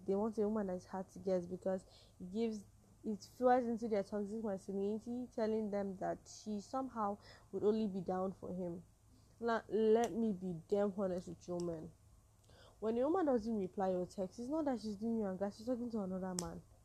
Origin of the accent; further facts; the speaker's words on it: Nigeria; I'm a Nigerian woman